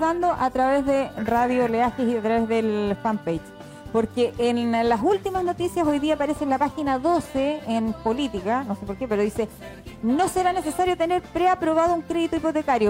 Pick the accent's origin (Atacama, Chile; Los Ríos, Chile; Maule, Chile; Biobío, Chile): Maule, Chile; Constitución; nosotros somos de acá de Constitución y y medimos todo con el viento